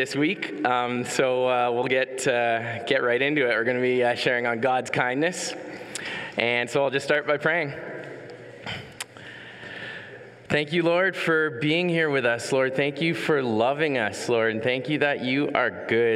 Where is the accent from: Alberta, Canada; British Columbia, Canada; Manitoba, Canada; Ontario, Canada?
Ontario, Canada; Ottawa; Born and raised in Ottawa